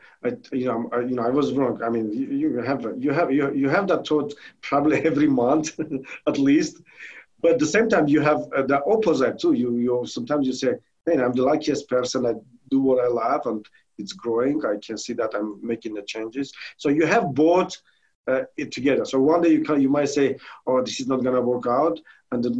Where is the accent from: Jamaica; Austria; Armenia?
Armenia; English is a second language; now in United States; I'm originally from Armenia.